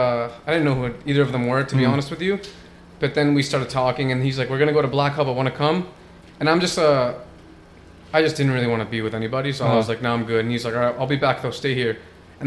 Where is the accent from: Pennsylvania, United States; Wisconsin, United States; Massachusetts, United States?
Massachusetts, United States; Worcester; also born or lived in New York / Jackson Heights / Shrewsbury, Massachusetts; Then I moved to Worcester until I was 19.